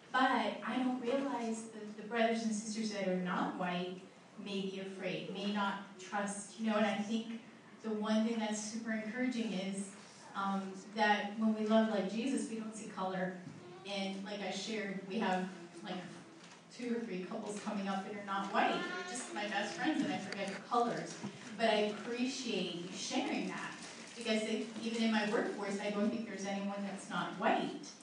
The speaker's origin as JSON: {"language": "English", "region": "New England", "country": "United States", "tie": "born or raised there", "said": "growing up in New England"}